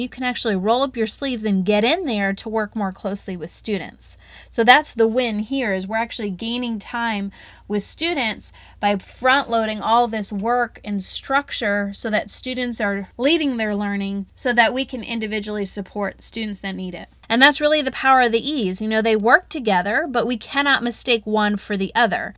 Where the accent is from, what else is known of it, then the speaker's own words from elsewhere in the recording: the South, United States; accent: Southern; My Southern accent probably came out real good